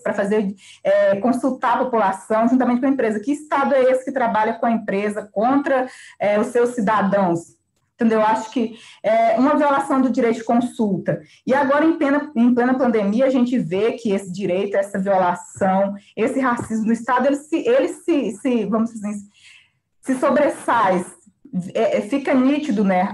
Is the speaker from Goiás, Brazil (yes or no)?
yes; Kalunga quilombo community, Goiás, Brazil; lá da minha terra, da minha comunidade, né, comunidade Calunga